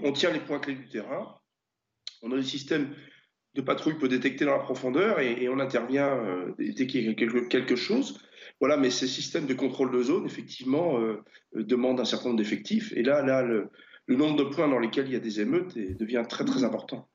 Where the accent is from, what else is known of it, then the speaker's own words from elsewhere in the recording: Brittany, France; je suis breton